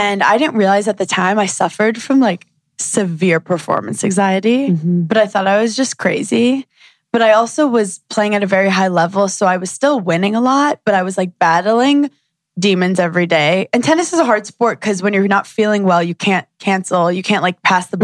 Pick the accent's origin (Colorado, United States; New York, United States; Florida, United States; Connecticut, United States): New York, United States; New York City; growing up in Brooklyn is weird